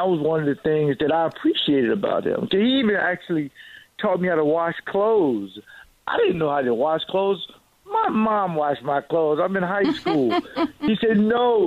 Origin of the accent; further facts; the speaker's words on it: Jacksonville, Florida, United States; I'm from Jacksonville. We go to church 15 days a week.